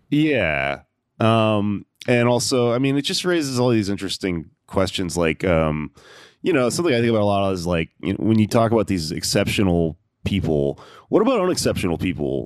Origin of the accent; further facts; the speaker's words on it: Houston, Texas, United States; also born or lived in Austin, Texas; I had sort of left my hometown, which is Houston, gone to college in Austin